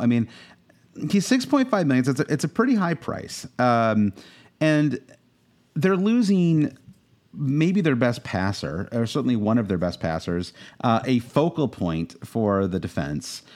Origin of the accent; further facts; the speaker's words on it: United States; as an American